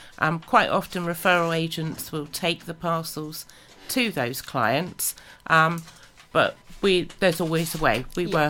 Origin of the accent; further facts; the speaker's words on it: Southampton, South East England, United Kingdom; moved away as an adult; now in Pembrokeshire, United Kingdom; originally we're from Southampton